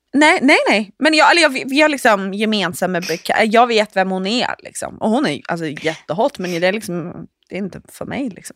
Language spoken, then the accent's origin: Swedish; Norway; jag är trots allt norsk